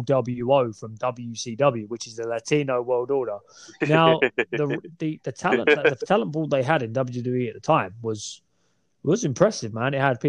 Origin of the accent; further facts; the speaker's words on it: Essex, East of England, United Kingdom; I did just say we're from the Essex area